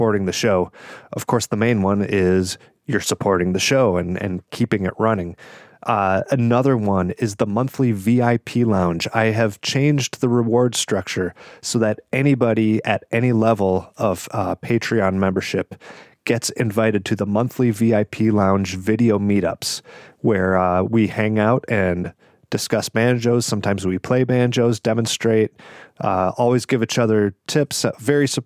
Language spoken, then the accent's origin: English; Ferndale, Michigan, United States; Otis Supply, which is a venue in my hometown here in Ferndale, Michigan